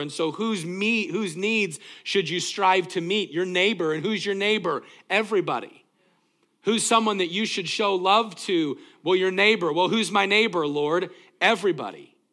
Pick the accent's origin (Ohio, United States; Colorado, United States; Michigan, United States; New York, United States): Colorado, United States; Greeley; moved away; also born or lived in Tacoma, Washington; growing up in Greeley, Colorado